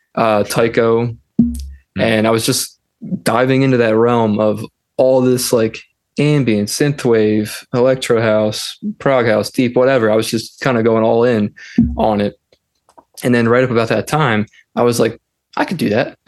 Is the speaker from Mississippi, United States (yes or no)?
no; Philadelphia, Pennsylvania, United States; I am from Pennsylvania, Philadelphia, or Philadelphia, Pennsylvania